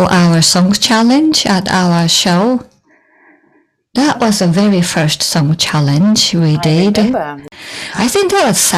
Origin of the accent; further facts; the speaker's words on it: Shibuya, Tokyo, Japan; I grew up in Shibuya.